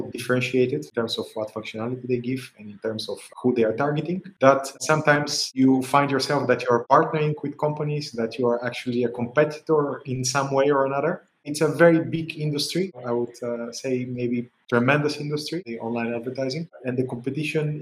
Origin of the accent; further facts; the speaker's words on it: Bulgaria; now in Amsterdam, Netherlands; I am originally from Bulgaria, currently living in Amsterdam for many years.